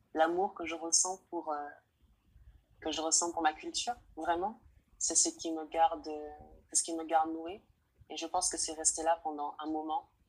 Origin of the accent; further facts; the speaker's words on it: French Guiana; je suis originaire de Guyane française, un département